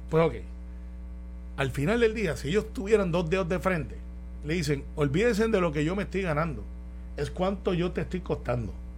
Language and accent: Spanish; Puerto Rico; así somos todos los puertorriqueños